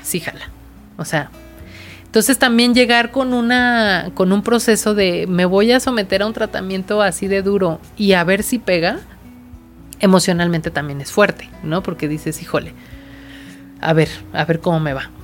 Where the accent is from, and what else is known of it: Mexico; also born or lived in Querétaro